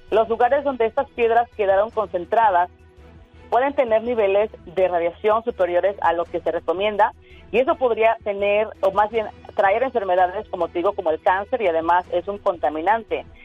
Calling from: Florida, United States; estoy hablando de la Florida.

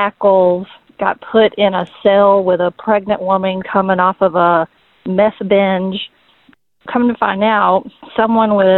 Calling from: Atlanta, Georgia, United States; I'm calling from Atlanta

